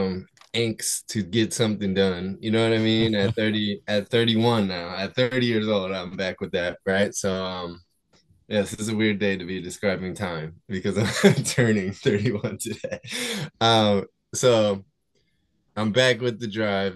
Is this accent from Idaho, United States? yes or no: no; New Jersey, United States; I'm from South Jersey outside of Philadelphia